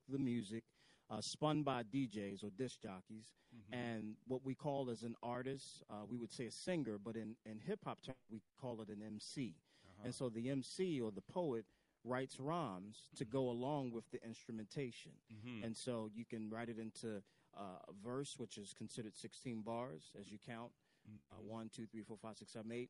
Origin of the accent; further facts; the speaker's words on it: Baltimore, Maryland, United States; I am born in Baltimore, raised in East Baltimore